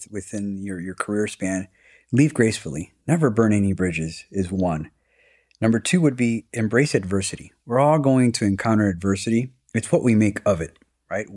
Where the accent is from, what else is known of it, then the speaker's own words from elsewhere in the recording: Chicago, Illinois, United States; I was born and raised here in Chicago